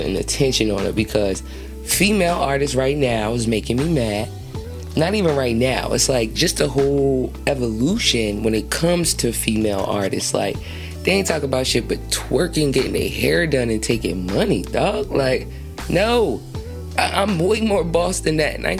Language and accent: English; New Jersey, United States; I'm from Jersey